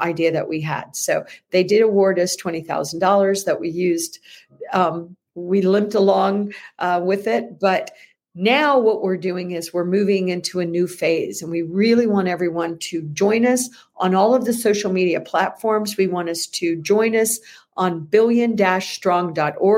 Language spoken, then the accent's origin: English; United States